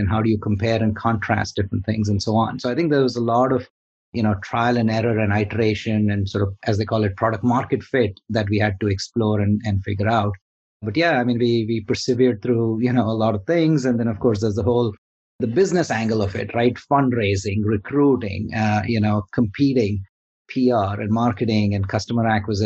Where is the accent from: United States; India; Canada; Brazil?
India; moved away; I'm originally from India. So coming from India